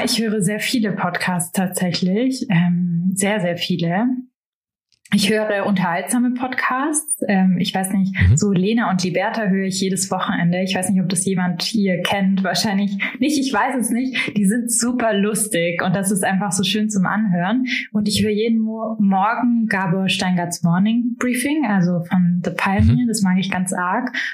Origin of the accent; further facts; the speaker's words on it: Marbach am Neckar, Baden-Württemberg, Germany; moved away; ich bin in Marbach am Neckar aufgewachsen